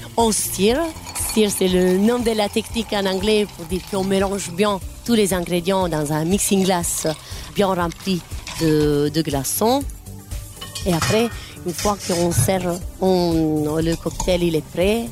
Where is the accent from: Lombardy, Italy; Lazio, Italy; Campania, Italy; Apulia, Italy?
Apulia, Italy; now in Brussels, Belgium; On vient du sud d'Italie, de la région des Pouilles une belle région près de la mer